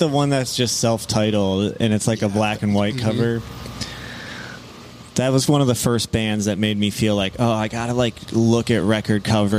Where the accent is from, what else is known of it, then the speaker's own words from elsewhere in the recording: Grand Rapids, Michigan, United States; now in Detroit, United States; I was born in Grand Rapids, Michigan.